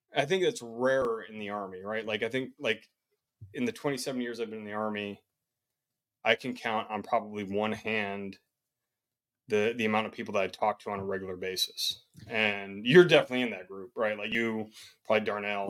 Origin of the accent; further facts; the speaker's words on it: Chicago, Illinois, United States; now in Columbia, United States; I'm from Chicago, Illinois. Currently, the, currently living in Columbia, South Carolina